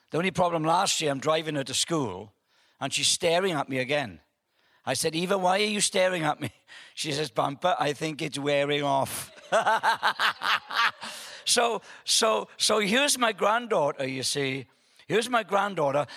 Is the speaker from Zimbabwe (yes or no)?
no; Wales, United Kingdom; I'm from Wales